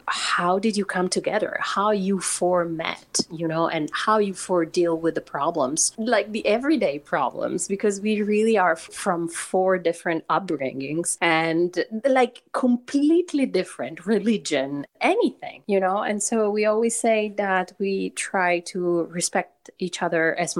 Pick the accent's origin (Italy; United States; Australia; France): Italy; Turin, Piedmont; moved away as an adult; in Torino, in my hometown in Italy